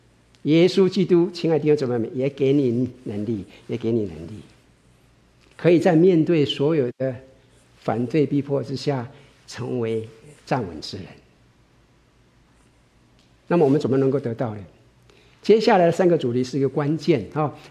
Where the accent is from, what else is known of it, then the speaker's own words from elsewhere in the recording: China; 特别是我们从国内来的，在一九五八年的时候，中国的所有的教堂都关了。